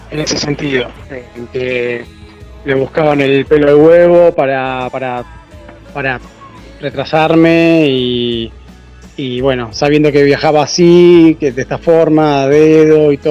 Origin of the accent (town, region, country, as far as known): Argentina; moved away